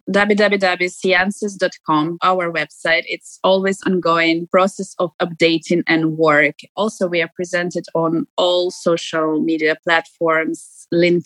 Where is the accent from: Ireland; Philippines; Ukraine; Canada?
Ukraine; now in Dubai, United Arab Emirates; Since I live abroad and I don't live in my home country